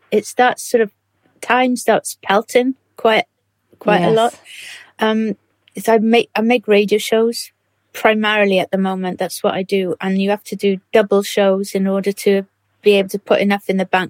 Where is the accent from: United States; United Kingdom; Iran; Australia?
United Kingdom; Swansea, Wales; I grew up in Swansea